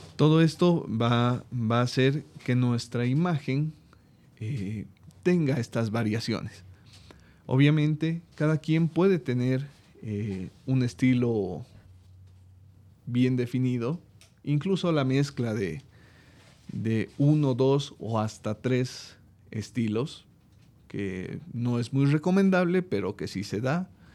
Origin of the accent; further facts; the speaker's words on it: Bolivia; en mi país